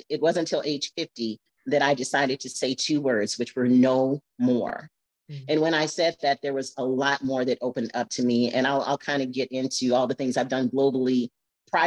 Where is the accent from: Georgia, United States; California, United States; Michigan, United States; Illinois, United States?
Michigan, United States; Flint; now in Arizona, United States; I'm from Flint, Michigan